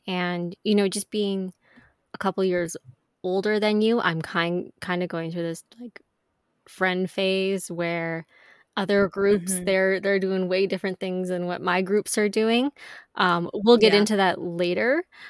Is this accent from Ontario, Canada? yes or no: yes; Ontario, Canada; also born or lived in Quebec; I was born in Ontario, but then when I was 3, you know, my family moved to Quebec for a few years.